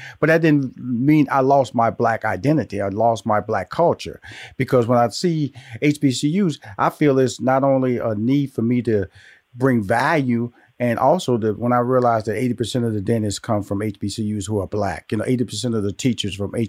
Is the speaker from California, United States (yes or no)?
no; Houston, Texas, United States; I was born and raised in Houston, Texas. So I had Texas Southern in Houston, and I had Prairie View A&M down the road.